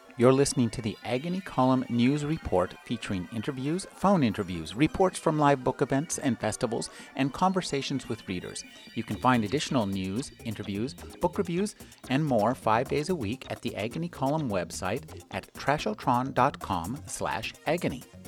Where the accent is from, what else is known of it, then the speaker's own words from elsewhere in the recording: United States; as an American